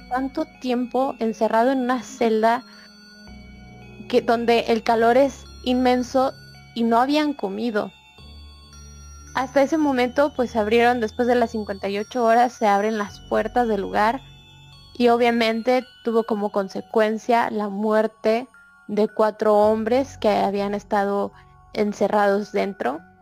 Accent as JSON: {"language": "Spanish", "country": "Mexico", "said": "nosotros como mexicanos, mexicanos"}